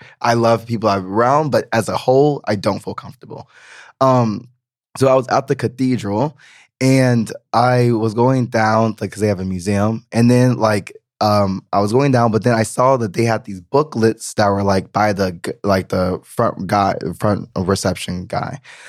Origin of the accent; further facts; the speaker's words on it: the South, United States; I am coming from the South, which is very Southern hospitality. We help, we look out for strangers.